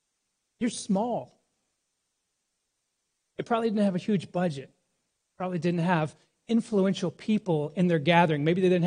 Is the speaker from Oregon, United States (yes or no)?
no; New York, United States; Now, as a New Yorker, this letter is encouraging